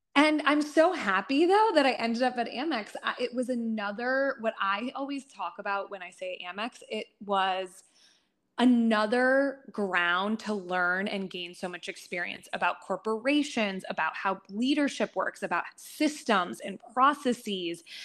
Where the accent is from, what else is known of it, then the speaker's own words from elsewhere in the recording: United States; I'm a first generation American